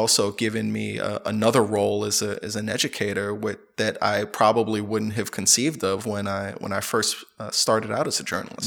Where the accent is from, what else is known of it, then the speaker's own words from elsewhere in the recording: United States; moved away as an adult; I'm originally from the United States